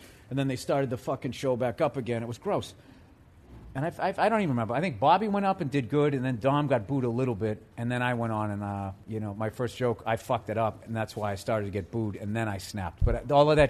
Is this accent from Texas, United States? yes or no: no; Canton, Massachusetts, United States; I grew up outside of Boston